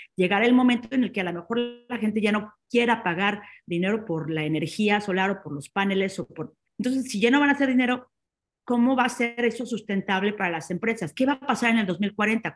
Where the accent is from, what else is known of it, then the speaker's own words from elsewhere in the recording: Mexico; now in Barcelona, Spain; desde Barcelona los saludo que soy una emprendedora mexicana